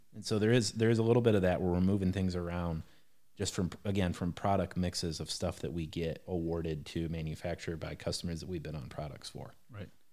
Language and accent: English; Defiance, Ohio, United States; now in Harlan, Indiana, United States; I grew up in a little town called Defiance, Ohio